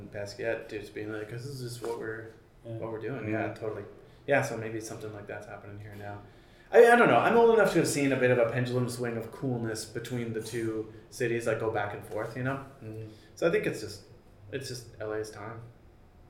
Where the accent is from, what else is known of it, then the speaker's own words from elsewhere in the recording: Vancouver, British Columbia, Canada; moved away as an adult; also born or lived in New York; now in Los Angeles, United States; I was born and raised in Vancouver